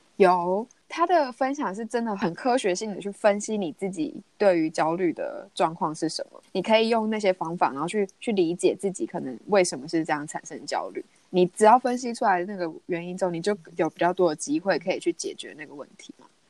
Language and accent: Chinese; Taiwan; 因为毕竟台湾就是市场是真的比较小，我们就是一个小岛国家